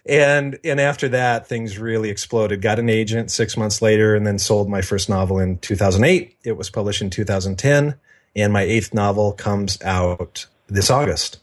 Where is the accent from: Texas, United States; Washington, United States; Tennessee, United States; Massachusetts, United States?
Washington, United States; Seattle; also born or lived in Spokane; I was born in the Seattle area and lived there until I was eight years old, then moved to Spokane until I was fourteen, and then back to the Seattle area.